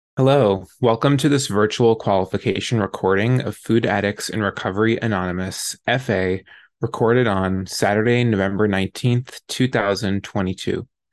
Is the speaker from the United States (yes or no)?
yes; New York, United States; I grew up in New York.